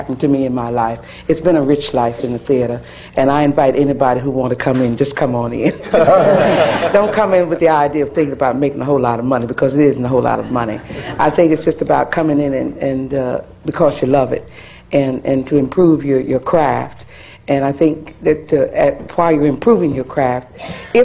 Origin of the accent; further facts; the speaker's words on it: Philadelphia, Pennsylvania, United States; moved away; my hometown of Philadelphia